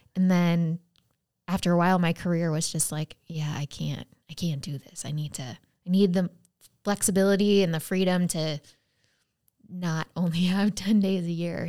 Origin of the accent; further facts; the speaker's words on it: United States; so I'd say I'm from the U S